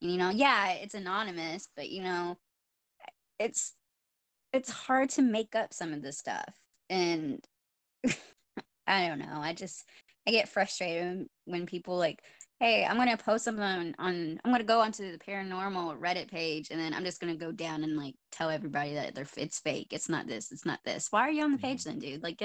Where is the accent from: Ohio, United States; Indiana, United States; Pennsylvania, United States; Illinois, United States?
Indiana, United States; Corydon; the town that I grew up in, it's Cordon, Indiana